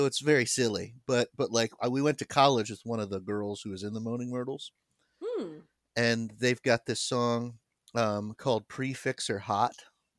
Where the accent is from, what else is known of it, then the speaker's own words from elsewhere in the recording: United Kingdom; Yeah. I'm here because I'm British.